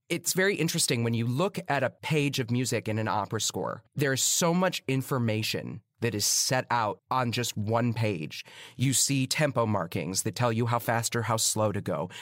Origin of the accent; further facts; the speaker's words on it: Chicago, Illinois, United States; moved away as an adult; now in New York City, United States; I grew up in Chicago. It's not a small town, but it's not New York City.